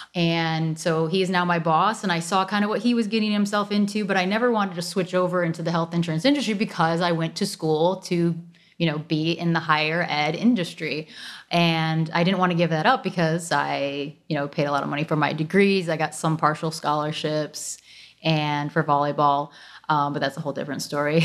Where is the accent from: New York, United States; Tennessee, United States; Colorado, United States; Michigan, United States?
Michigan, United States; suburbs south of Detroit; moved away as an adult; also born or lived in South Florida; now in Florida, United States; born and raised in Michigan, um, south of Detroit, suburbs south of Detroit